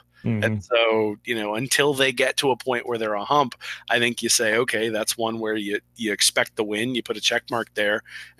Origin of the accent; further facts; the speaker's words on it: Indianapolis, Indiana, United States; I grew up in Indianapolis